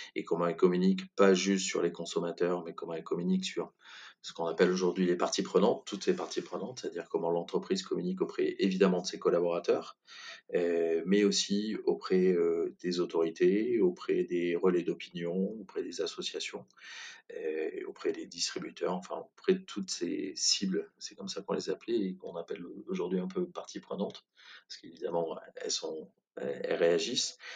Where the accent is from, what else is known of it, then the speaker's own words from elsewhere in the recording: Brive-la-Gaillarde, Nouvelle-Aquitaine, France; moved away as an adult; also born or lived in Bordeaux / Toulouse; je suis originaire de Brive-la-Gaillarde, où je suis resté jusqu'à 18 ans